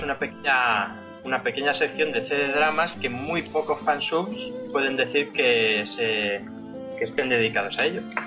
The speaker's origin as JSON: {"language": "Spanish", "town": "Socuéllamos", "region": "Castilla-La Mancha", "country": "Spain", "said": "soy de un pueblo de Ciudad Real que se llama Socuéllamos"}